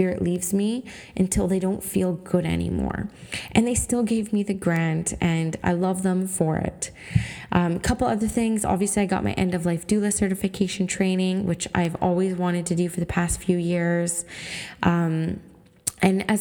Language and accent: English; Canada; I'm a First Nations Canadian woman. I'm half Swampy Cree and I'm half Canadian